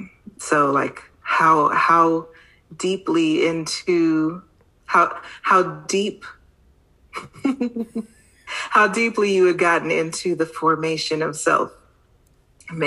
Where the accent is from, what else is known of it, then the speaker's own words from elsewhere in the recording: Los Angeles, California, United States; accent: Californian; moved away as an adult; now in Texas, United States; I'm originally from Los Angeles, but I have lived in Texas for 13 years now